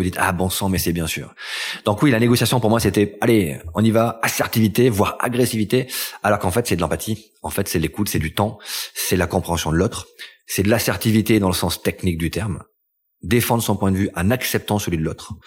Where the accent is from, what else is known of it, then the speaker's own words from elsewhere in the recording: L'Isle-en-Dodon, Occitania, France; also born or lived in Toulouse; Je suis né à Toulouse et j'ai grandi entre Toulouse et les Pyrénées dans un petit village qui s'appelle l'île Dodon